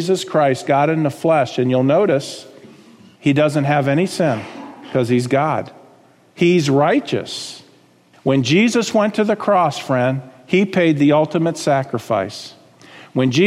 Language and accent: English; South Florida, United States; I grew up in South Florida, as my wife did